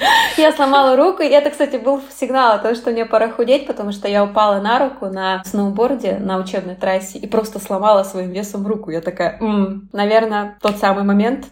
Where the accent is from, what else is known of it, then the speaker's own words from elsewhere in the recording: Chelyabinsk, Chelyabinsk Oblast, Russia; moved away as an adult; now in Saint Petersburg, Russia; в Челябинске, в моем родном городе